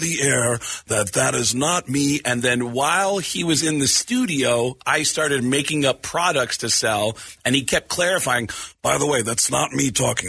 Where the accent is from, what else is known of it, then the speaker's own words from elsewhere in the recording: Arizona, United States; moved away; I grew up here in Arizona. Well, my formative years were here in Arizona.